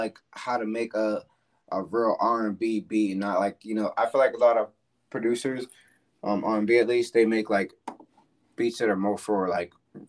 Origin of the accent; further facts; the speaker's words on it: Florida, United States; now in Atlanta, United States; So, I'm from Florida, by the way.